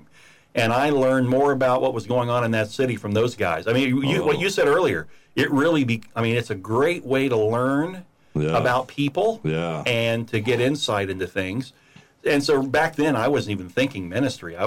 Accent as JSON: {"language": "English", "town": "Daytona Beach", "region": "Florida", "country": "United States", "tie": "born or raised there", "also_born_or_lived": "Indiana", "lives_now": "Vero Beach, United States", "said": "I grew up in Daytona"}